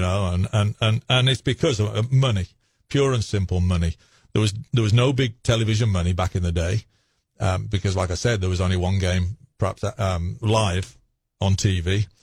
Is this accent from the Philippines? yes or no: no; Wolverhampton, West Midlands, United Kingdom; moved away as an adult; now in Knoxville, United States; I was born in Wolverhampton, England